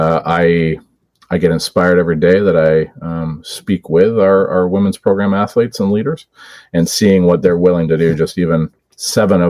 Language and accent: English; Oakville, Ontario, Canada; I was running a hospital campaign for my hometown hospital in Oakville